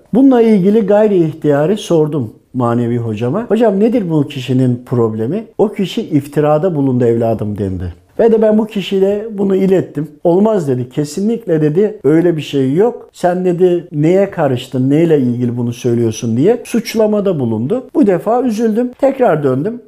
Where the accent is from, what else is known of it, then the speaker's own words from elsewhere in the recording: Tokat, Turkey; now in Istanbul, Turkey; Tokat doğumluyum. İstanbul'da yaşıyorum.